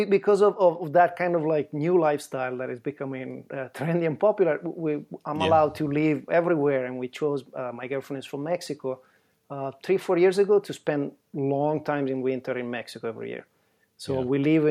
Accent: Italy; accent: Italian; English is a second language; moved away as an adult; now in United States; Born and raised in Italy. {S0} Yeah, there you go. {S1} And then I came to the state a long time ago, 30 years ago, but it's not enough to lose my accent, I guess.

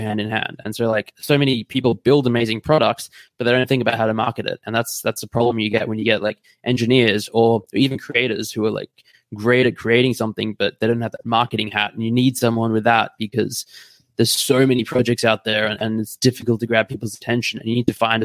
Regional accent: Australia; now in Munich, Germany; So I'm Australian, but I'm based in Munich in Germany at the moment

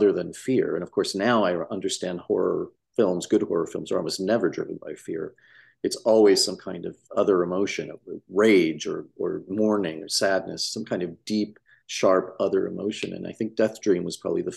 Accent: Midwest, United States; I grew up in the 80s in the Midwest in a small town

